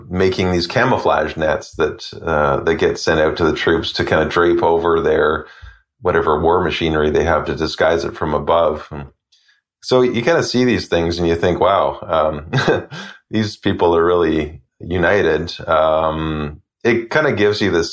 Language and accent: English; Canada; as a Canadian